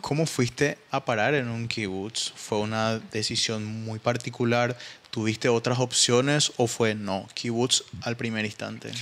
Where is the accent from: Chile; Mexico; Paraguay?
Paraguay; mayor enemigo ¿verdad? de un paraguayo es otro paraguayo, Y ahí te das cuenta que existe un, nivel de rivalidad entre nosotros